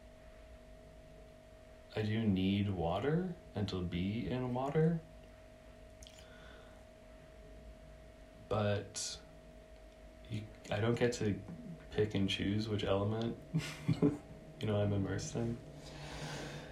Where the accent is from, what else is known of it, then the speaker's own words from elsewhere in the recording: Massachusetts, United States; moved away as an adult; also born or lived in Santa Cruz; now in Berlin, Germany; where I grew up in Massachusetts